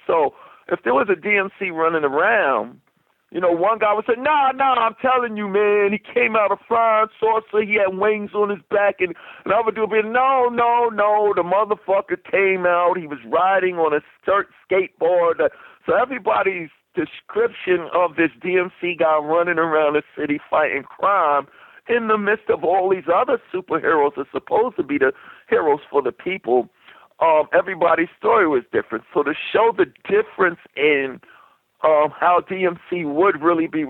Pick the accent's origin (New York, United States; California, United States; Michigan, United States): New York, United States; New York City; as a little kid growing up in New York City in my era